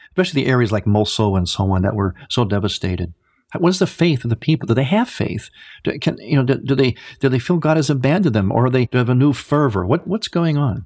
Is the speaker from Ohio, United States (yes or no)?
yes; Cleveland, Ohio, United States; also born or lived in Chicago area; now in Chicago, United States; I am in the Chicago area, but I'm originally from Cleveland